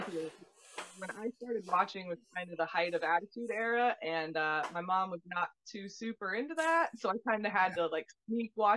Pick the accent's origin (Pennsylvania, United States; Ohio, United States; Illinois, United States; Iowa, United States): Iowa, United States; Humboldt; now in Des Moines, United States; I grew up in Humboldt, Iowa, which is, I currently live in Des Moines, Iowa